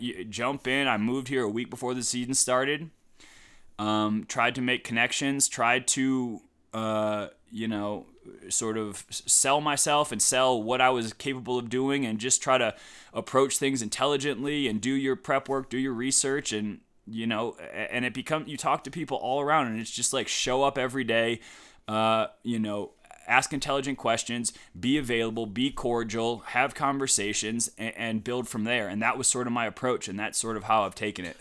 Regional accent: Cleveland, Ohio, United States; moved away as an adult; also born or lived in Madison, Wisconsin; I'm from Cleveland, so I was sorta groomed on the, on the LeBron years.

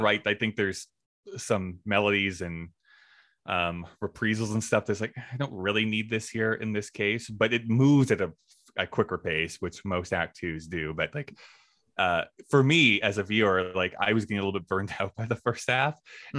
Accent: Canada; I am a Canadian and I like to represent it

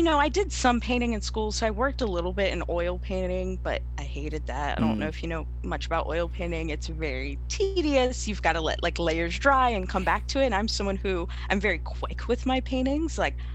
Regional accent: Knightdale, North Carolina, United States; also born or lived in Raleigh, North Carolina; I'm from Knightdale, North Carolina, born and raised, kind of born in Raleigh, raised in Knightdale

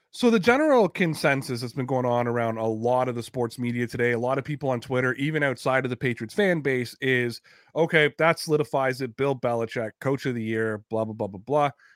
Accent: Toronto, Ontario, Canada; I'm from Toronto

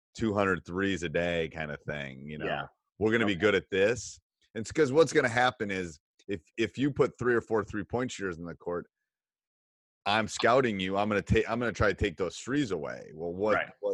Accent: Wisconsin, United States; I'm from Wisconsin

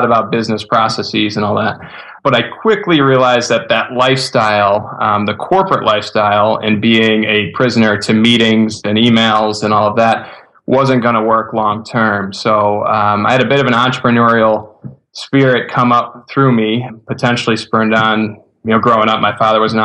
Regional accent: Buffalo, New York, United States; moved away as an adult; now in Rochester, United States; I'm from Buffalo originally

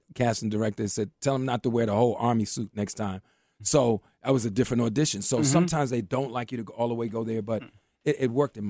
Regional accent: New York, United States; And the man said, where are you from? I said, I'm from New York.

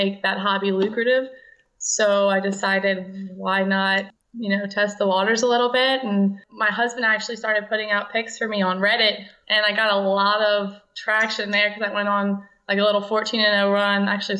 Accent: Louisiana, United States; Well, I'm from Louisiana.

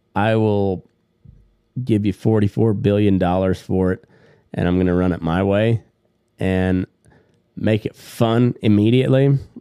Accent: United States; I was born here in the United States of America

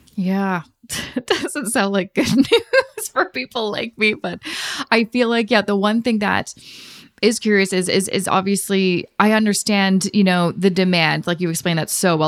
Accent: Vancouver, British Columbia, Canada; moved away as an adult; now in Toronto, Canada; we're originally from Vancouver

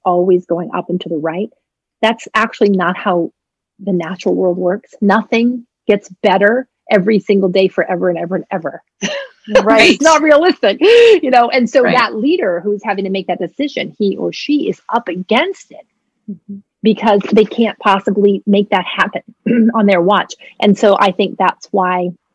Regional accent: New England, United States; also born or lived in Maine; I grew up in New England

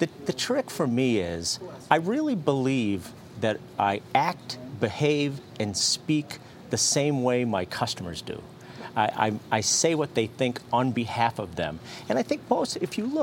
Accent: Fitchburg, Massachusetts, United States; I was born in Fitchburg, Massachusetts. Five brothers and sisters in my family with one bathroom

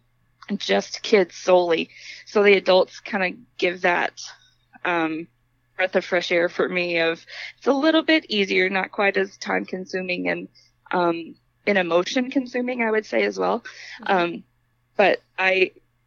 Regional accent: Kentucky, United States; moved away as an adult; also born or lived in Washington State / Kansas / North Dakota; now in Fargo, United States; I was born and raised in Kentucky and lived there until I was 20

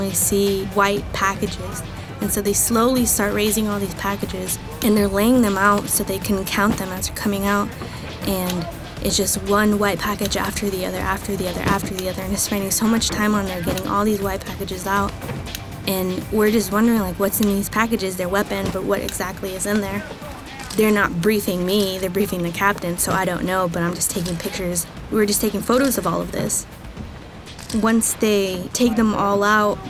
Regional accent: Fontana, California, United States; moved away; I'm from Fontana, California

